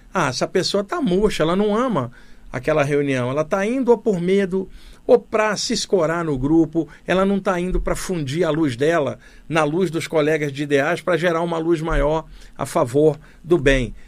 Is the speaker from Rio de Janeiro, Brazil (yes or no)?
yes; Rio de Janeiro, Brazil; moved away as an adult; now in São Paulo, Brazil; Cresci no Rio de Janeiro, cidade grande, vivi até os 28 anos lá e depois me mudei para São Paulo. Estou aqui há 33 anos, aqui em São Paulo.